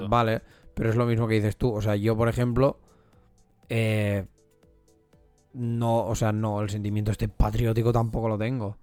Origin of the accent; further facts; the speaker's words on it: Catalonia, Spain; yo he nacido aquí o porque yo soy catalán